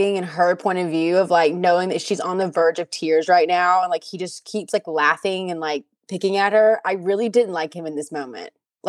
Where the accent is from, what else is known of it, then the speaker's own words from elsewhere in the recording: the South, United States; I'm from the South